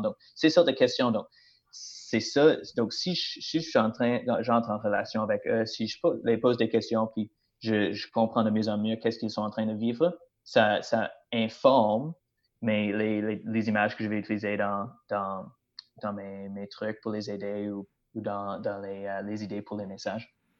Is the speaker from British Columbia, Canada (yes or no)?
yes; British Columbia, Canada; moved away as an adult; now in Plessisville, Canada; comme mon accent euh, démontre clairement, je ne viens pas du Québec. Alors, oui, c'est vrai, je viens de la Colombie-Britannique